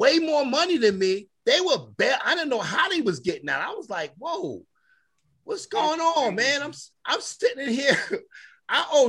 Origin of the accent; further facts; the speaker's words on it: New York, United States; moved away; I'm from New York